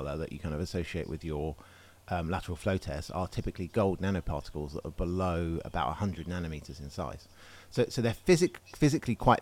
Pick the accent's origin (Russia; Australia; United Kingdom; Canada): United Kingdom; England; as an Englishman